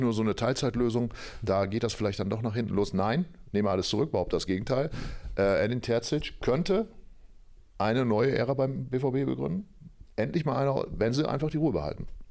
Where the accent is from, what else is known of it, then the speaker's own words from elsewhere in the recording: Oldenburg, Lower Saxony, Germany; gebürtiger Oldenburger